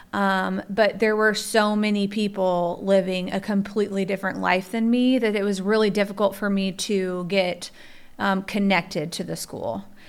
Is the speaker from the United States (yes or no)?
yes; Midwest, United States; we're all from the Midwest